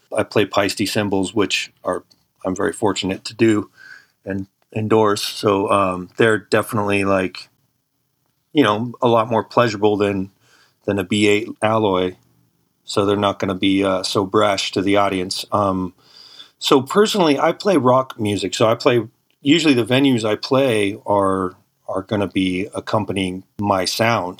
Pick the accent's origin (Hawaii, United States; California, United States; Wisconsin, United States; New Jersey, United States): California, United States; San Francisco Bay Area; I'm from the San Francisco Bay Area.